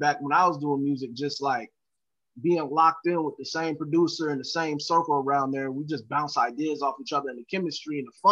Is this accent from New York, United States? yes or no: no; Jacksonville, Florida, United States; also born or lived in Seattle; I'm from Jacksonville, Florida. I still live in Jacksonville, Florida